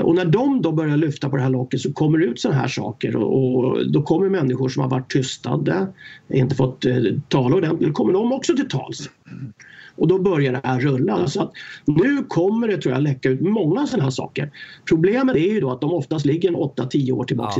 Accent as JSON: {"language": "Swedish", "town": "Stockholm", "region": "Stockholm County", "country": "Sweden", "tie": "born or raised there", "said": "jag var uppväxt i eh, Stockholm, i förorterna där"}